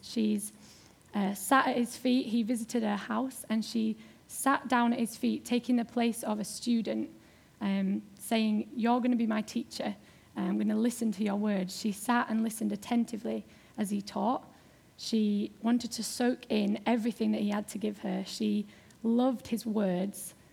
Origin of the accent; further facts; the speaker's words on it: Yorkshire and the Humber, United Kingdom; accent: Yorkshire; moved away; I am from Yorkshire